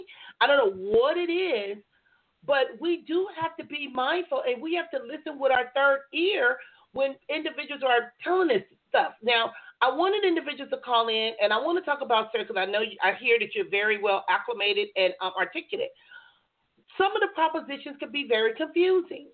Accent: Compton, California, United States; now in San Diego County, United States; I grew up in Compton

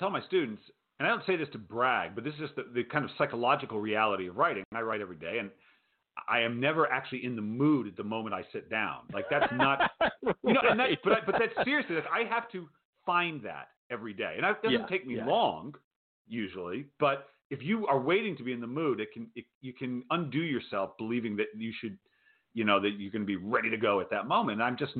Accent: Rhode Island, United States; moved away; I grew up in Rhode Island

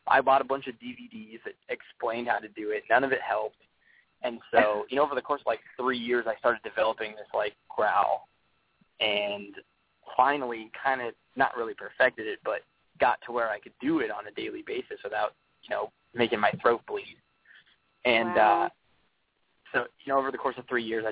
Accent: Wyoming, United States; growing up in Wyoming, you know, I grew up around ranchers and, you know, farmers

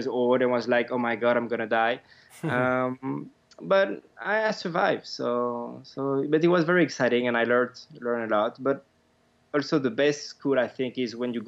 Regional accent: France; now in Madrid, Spain; I'm from France, but I'm living in Spain, in Madrid

